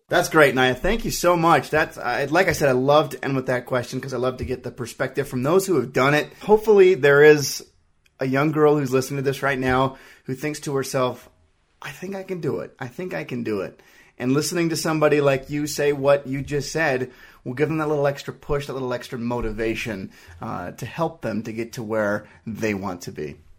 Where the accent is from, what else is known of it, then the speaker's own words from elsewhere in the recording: Utah, United States; I'm from Utah